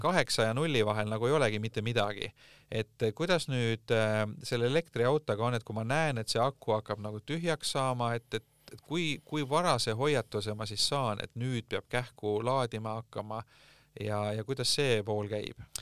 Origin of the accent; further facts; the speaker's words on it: Tartu, Tartu County, Estonia; moved away; mina olen Tartust pärit